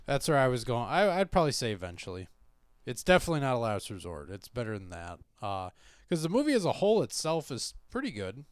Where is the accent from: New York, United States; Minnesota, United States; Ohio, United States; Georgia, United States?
Minnesota, United States; we're from Minnesota